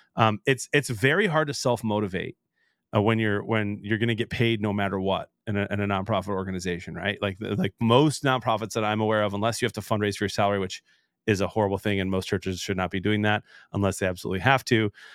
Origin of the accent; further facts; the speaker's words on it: Detroit, Michigan, United States; also born or lived in Chicago; I was born in Detroit